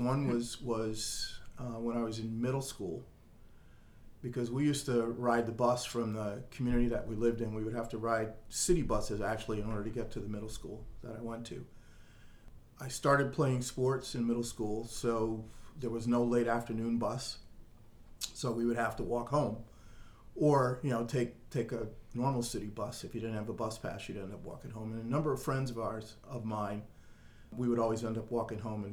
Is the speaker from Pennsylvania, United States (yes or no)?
no; Stamford, Connecticut, United States; also born or lived in Bermuda; now in Falls Church, United States; I grew up in Southern Connecticut, in Stamford, Connecticut